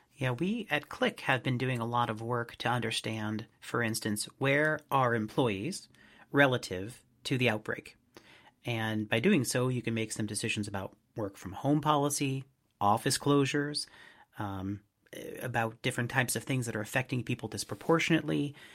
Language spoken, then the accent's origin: English; Boston, Massachusetts, United States; from my hometown of Boston